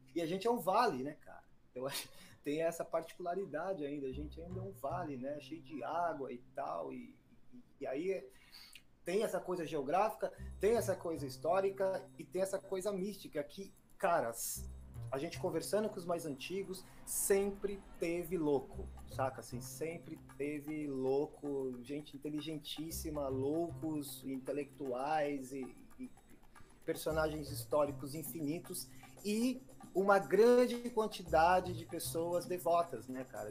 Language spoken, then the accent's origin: Portuguese; Embu das Artes, São Paulo, Brazil; eu cheguei no Imbu com, três meses de, de idade